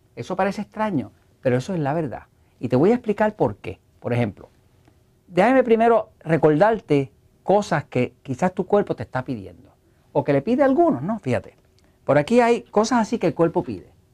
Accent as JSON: {"language": "Spanish", "country": "Puerto Rico", "said": "yo soy de Puerto Rico"}